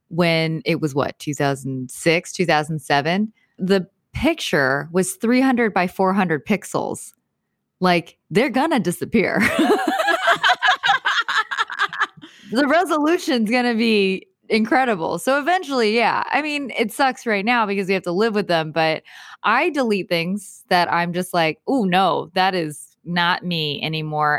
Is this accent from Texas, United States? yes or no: yes; Texas, United States; I grew up in Texas